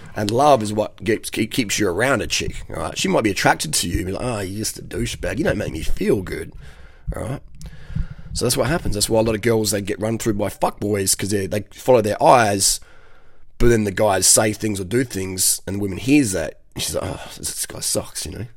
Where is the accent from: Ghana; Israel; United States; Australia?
Australia; Adelaide, South Australia; I'm 45 from Adelaide, Australia.